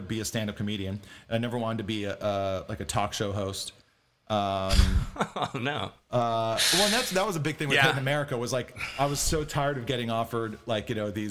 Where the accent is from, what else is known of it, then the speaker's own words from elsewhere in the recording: Hawaii, United States; now in Los Angeles, United States; growing up in Hawaii as a white kid, as a Haole